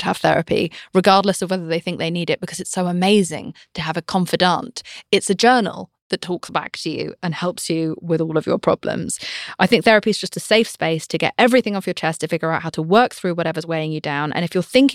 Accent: United Kingdom; I'm British

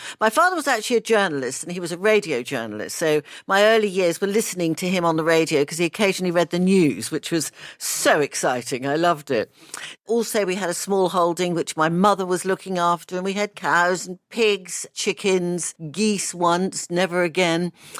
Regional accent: Australia; born there; So I was born in Australia.

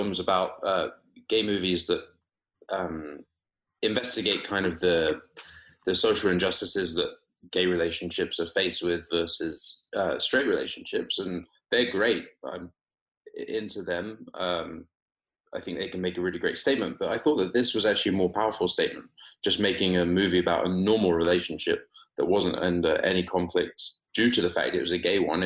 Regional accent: Weymouth, South West England, United Kingdom; moved away as an adult; also born or lived in Oxford; now in Los Angeles, United States; I grew up in Weymouth in Dorset. Went to school locally down there, school and college

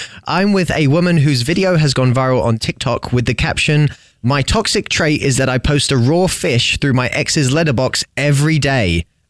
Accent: England, United Kingdom; now in United States

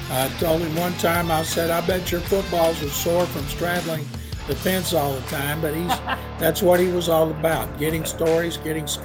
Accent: Houston, Texas, United States; I'm from Houston. Yep. He was at my house with me and my parents when I was in high school.

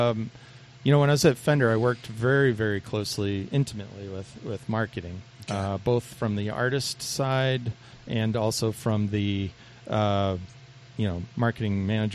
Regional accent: Boston, Massachusetts, United States; now in Arizona, United States; I'm from Boston.

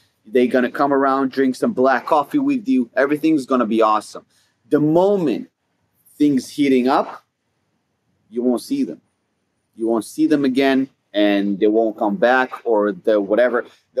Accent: Judea and Samaria, Israel; That's what I grew up in Judea and Samaria, not in center of Israel.

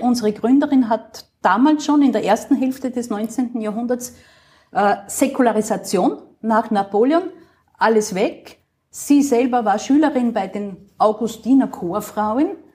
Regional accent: Upper Austria, Austria; moved away as an adult; now in Vienna, Austria; als Oberösterreicherin

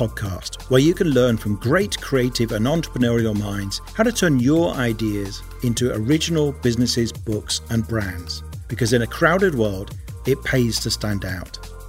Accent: Birmingham, West Midlands, United Kingdom; but then I don't have much of a Birmingham accent, which is where I'm from.

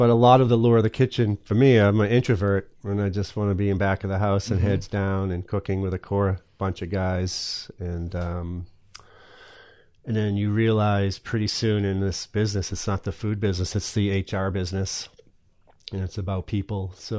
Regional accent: Massachusetts, United States; now in Maine, United States

